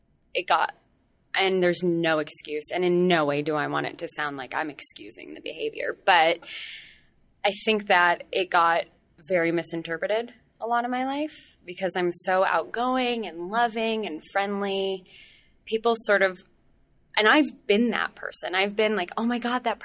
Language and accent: English; Los Angeles, California, United States; also born or lived in New York / England; I'm from here. I'm from Los Angeles